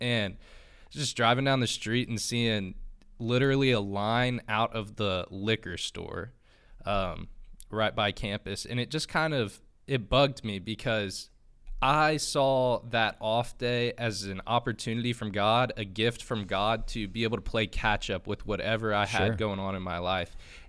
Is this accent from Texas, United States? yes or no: yes; Austin, Texas, United States; moved away as an adult; now in Fort Worth, United States; I'm from Austin.